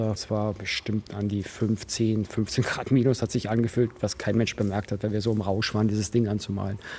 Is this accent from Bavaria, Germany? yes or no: yes; Buchloe, Bavaria, Germany; bin nicht in München groß geworden, ich bin in Buchloe groß geworden. Das ist im Ostallgäu, eine 10.000 Einwohnerstadt.